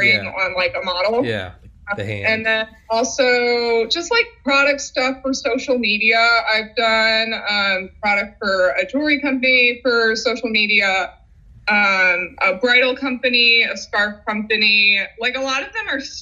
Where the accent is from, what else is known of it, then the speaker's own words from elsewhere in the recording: St. Louis, Missouri, United States; moved away as an adult; now in Chicago, United States; I ended up going to a community college, like in my hometown rather than out of town